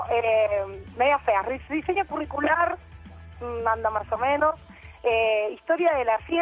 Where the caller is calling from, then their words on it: Quilmes, Buenos Aires Province, Argentina; Bien, soy …, acá de Quilmes.